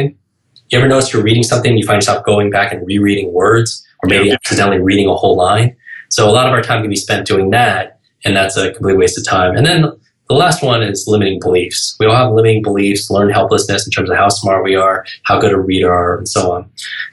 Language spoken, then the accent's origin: English; New York, United States; I can't even talk that slow because I'm from New York